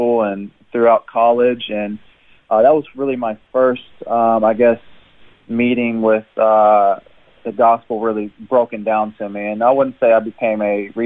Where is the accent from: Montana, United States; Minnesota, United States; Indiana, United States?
Indiana, United States; Jeffersonville; moved away as an adult; now in Brisbane, Australia; I was born and raised in Jeffersonville, Indiana. It's in southern Indiana, just across the river from Louisville, Kentucky.